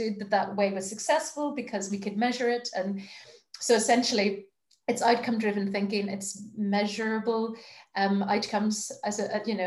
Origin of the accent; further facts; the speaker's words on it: Belfast, Northern Ireland, United Kingdom; moved away as an adult; I grew up in Belfast, but then did that whole leaving and coming back malarkey.